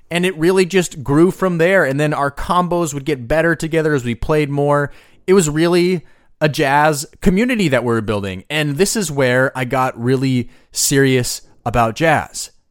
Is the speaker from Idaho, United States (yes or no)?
yes; Boise, Idaho, United States; I grew up in Boise, Idaho